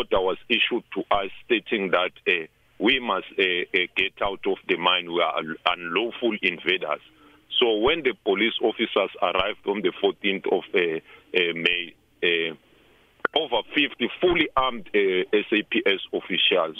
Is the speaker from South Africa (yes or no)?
yes; South Africa; we as South African